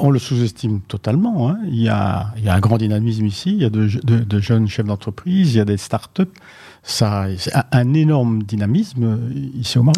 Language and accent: French; Belgium; en tant que Belge